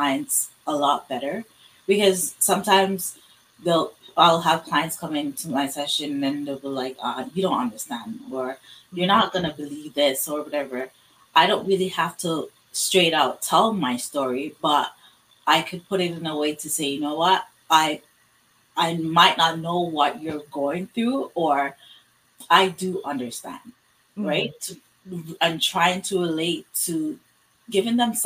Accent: Canada; in my community, being African Canadian, just being Black

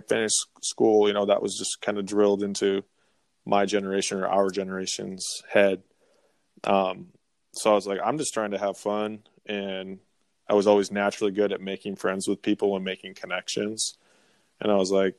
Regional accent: Midwest, United States; also born or lived in Grafton, North Dakota; Born and raised in the Midwest

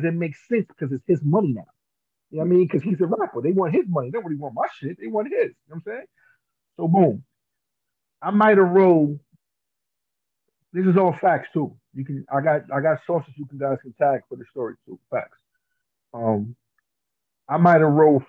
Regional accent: New Jersey, United States; I'm from Jersey.

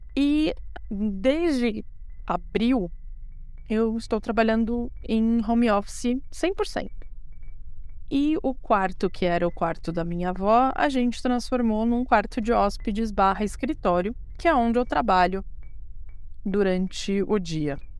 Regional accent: São Paulo, Brazil; eu tenho 33 anos de idade, sou da cidade de São Paulo, capital

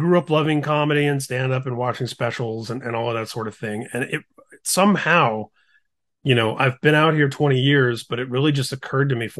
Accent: Indiana, United States; moved away as an adult; also born or lived in California; now in Seal Beach, United States; I grew up in Indiana, but I've been in California for the last 20 years.

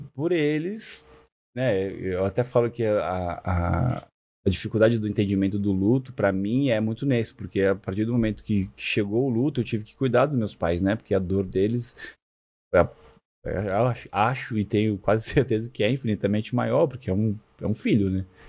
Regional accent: Rio de Janeiro, Brazil; eu nasci no Rio, né? E eu sempre fui muito molecão, assim, de, de, de galera, de futebol, de estar tá na rua. Cresci muito em olaria, na casa da minha avó

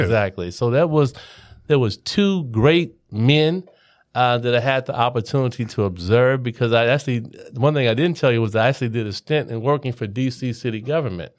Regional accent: Cincinnati, Ohio, United States; Cincinnati, Ohio, uh, born and raised

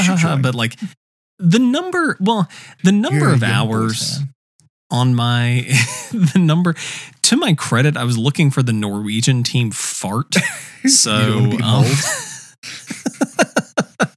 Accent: United States; being an American

